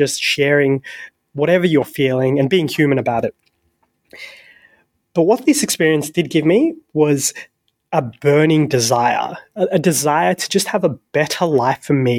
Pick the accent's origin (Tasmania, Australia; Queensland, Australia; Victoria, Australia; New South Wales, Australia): New South Wales, Australia; Sydney; raised in the best country in the world, the best city in the world. I'm from Sydney